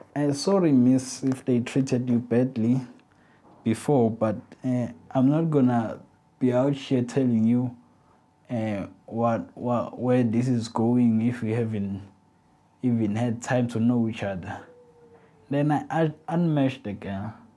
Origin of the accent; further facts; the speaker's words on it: South Africa; I'm a South African man